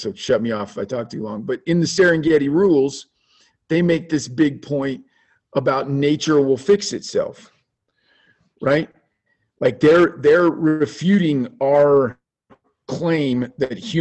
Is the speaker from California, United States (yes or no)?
no; Kansas, United States; now in Colorado, United States; I come from Kansas, which is even more, you know, there's less anti-hunting.